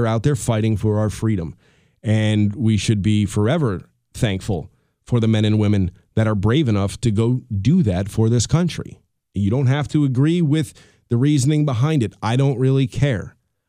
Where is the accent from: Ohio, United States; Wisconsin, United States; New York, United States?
New York, United States; Colonie; He's doing a hitting clinic with the kids here in Colony, which is the town we grew up in Albany, New York.